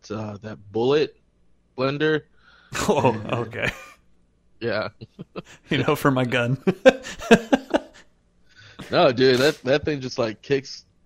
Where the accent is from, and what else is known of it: United States